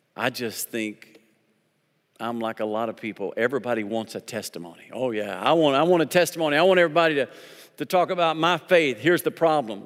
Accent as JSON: {"language": "English", "region": "Arkansas", "country": "United States", "said": "I'm from Arkansas."}